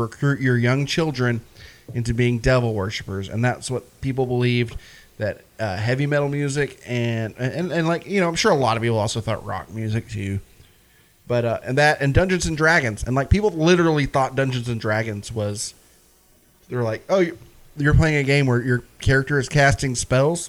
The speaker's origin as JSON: {"language": "English", "town": "Red Bank", "region": "Tennessee", "country": "United States", "tie": "born or raised there", "also_born_or_lived": "Soddy-Daisy, Tennessee", "said": "I grew up in Red Bank and then Soddy"}